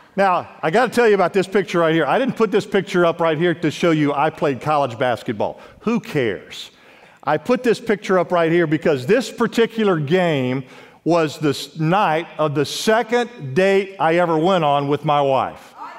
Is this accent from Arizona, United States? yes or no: no; Los Angeles, California, United States; I grew up in Los Angeles, California